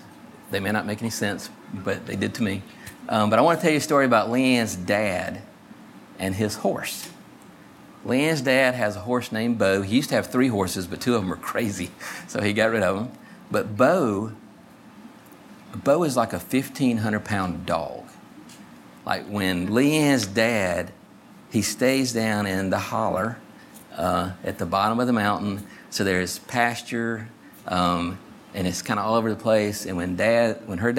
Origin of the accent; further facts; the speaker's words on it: West Columbia, South Carolina, United States; I grew up in West Columbia